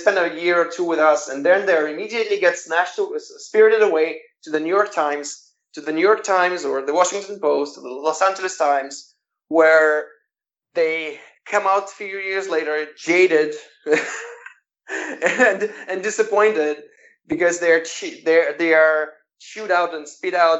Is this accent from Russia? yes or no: yes; Russia; I'm from Russia